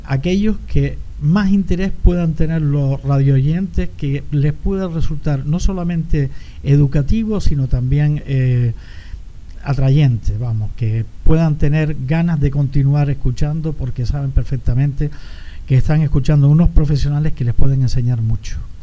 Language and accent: Spanish; Canary Islands, Spain; also born or lived in Sweden; la forma de ser de los canarios, lo abierto que éramos, los campechanos que éramos